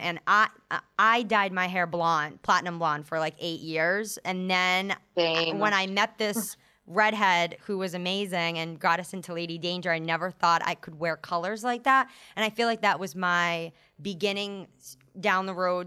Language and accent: English; New England, United States; now in New York City, United States; we're originally from New England and then we moved to New York City